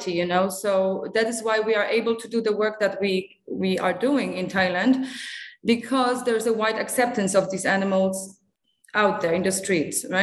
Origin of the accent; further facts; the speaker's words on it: Singapore; also born or lived in Poland; I'm originally from Poland. Uh, I'm a vet uh, who graduated from the Polish University in Warsaw. Uh, but I grew up in Asia, so I have a very strong bond to, to Asia. I grew up in Singapore